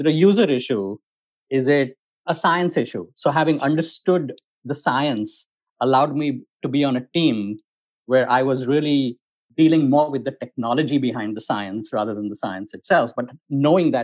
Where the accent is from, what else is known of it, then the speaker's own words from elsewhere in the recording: India; moved away as an adult; I grew up in India